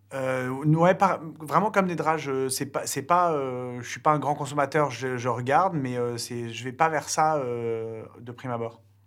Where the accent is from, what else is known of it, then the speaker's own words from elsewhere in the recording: France; nous, en tant que Français